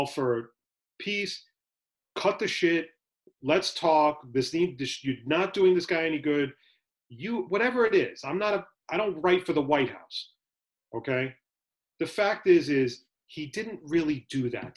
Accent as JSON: {"language": "English", "country": "United States", "said": "as an American"}